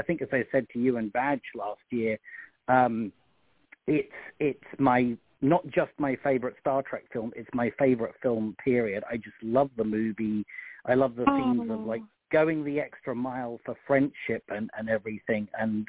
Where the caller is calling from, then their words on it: Connecticut, United States; I'm calling from Connecticut.